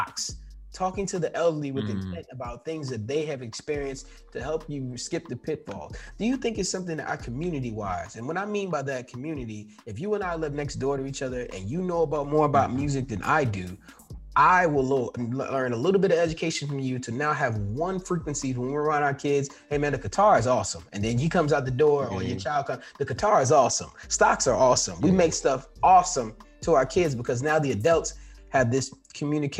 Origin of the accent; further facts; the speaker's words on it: New York City, New York, United States; growing up in New York, I lived in a building.